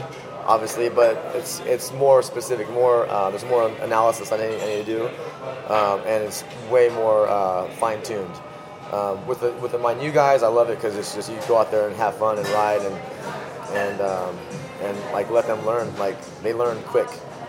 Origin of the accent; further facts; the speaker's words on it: California, United States; So I think growing up in Northern California, I think it's a big food culture.